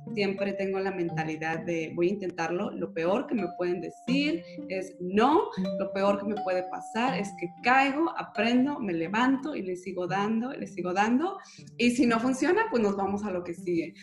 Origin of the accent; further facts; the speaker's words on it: Guadalajara, Jalisco, Mexico; yo también soy tapatía